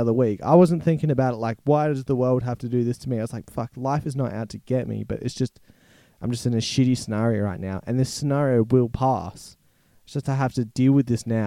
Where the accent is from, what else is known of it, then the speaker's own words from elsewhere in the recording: Australia; being an Australian